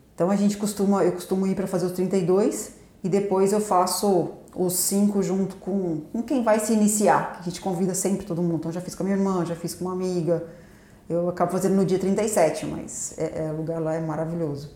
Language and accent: Portuguese; Paraguaçu Paulista, São Paulo, Brazil; also born or lived in Londrina; sou aqui de Paraguaçu Paulista mesmo, nascida em Londrina, mas como a família da materna daqui, então eu praticamente cresci aqui em Paraguaçu.